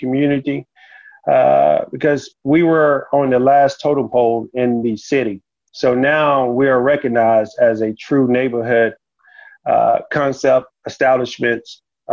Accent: Houston, Texas, United States; also born or lived in Washington; I was raised in Houston, I was also raised in little towns, little small towns that had the small feel

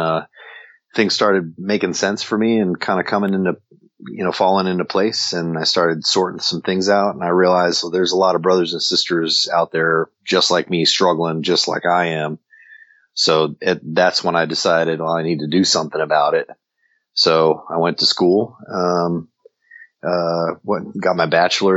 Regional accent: New Jersey, United States; moved away as an adult; born and raised in New Jersey

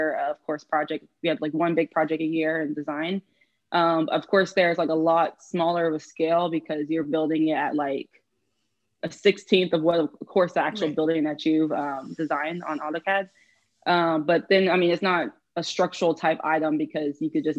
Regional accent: Houston, Texas, United States; I'm actually from Houston, so I have not moved

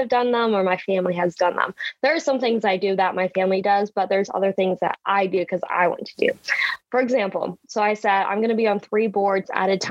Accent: Wakefield, Nebraska, United States; Wakefield, my hometown, we have Michael Foods

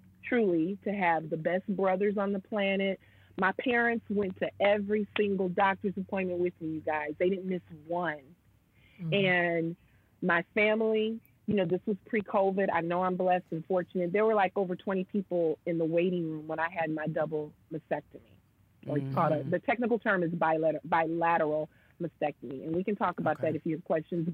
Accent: Michigan, United States; moved away as an adult; also born or lived in New York; relocate and come back to my hometown

